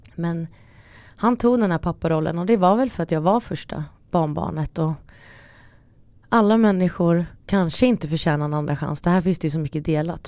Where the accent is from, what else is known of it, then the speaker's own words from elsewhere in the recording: Stockholm, Stockholm County, Sweden; also born or lived in Finland; jag kom från Stockholm till vår lilla finska